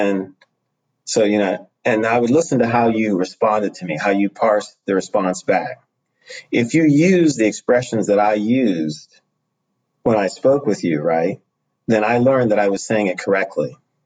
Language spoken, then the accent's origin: English; United States; I'm not from here. I said, I'm from the U.S.